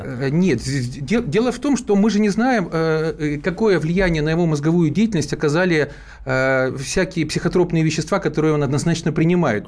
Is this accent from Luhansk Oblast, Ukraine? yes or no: no; Zaporizhzhia, Zaporizhzhia Oblast, Ukraine; moved away as an adult; в моем родном Запорожье, это мой родной город, я там родился и прожил до переворота практически всю э, сознательную